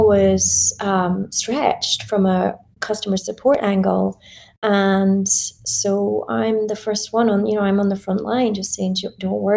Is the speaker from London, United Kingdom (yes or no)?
no; Scotland, United Kingdom; I was in Scotland. I'm Scottish